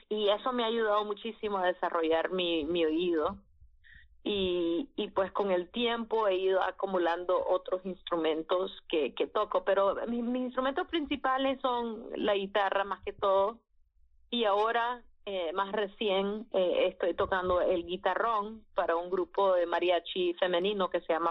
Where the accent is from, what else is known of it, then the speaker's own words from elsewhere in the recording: Miami, Florida, United States; also born or lived in New Orleans / Nicaragua; la verdad es que nací en Orleans, pero nos fuimos a Miami cuando tenía dos años.